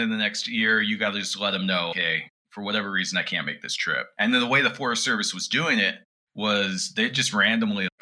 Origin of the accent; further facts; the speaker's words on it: Kuna, Idaho, United States; now in Provo, United States; So I grew up mostly in Idaho, around the Boise area, just this little town outside of Boise, moved there